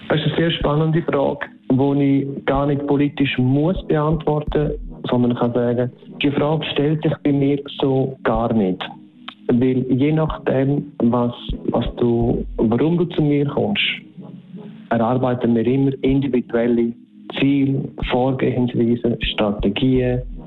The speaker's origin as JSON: {"language": "German", "country": "Switzerland", "said": "bei uns in der Schweiz ist es sogar noch so, dass wir dann wie drei Märkte in einem haben mit drei Sprachen"}